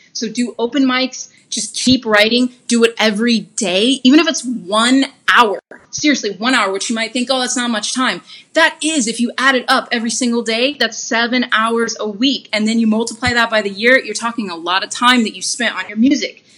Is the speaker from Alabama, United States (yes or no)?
yes; Huntsville, Alabama, United States; also born or lived in Birmingham, Alabama; now in Los Angeles, United States; I grew up in Huntsville, Alabama.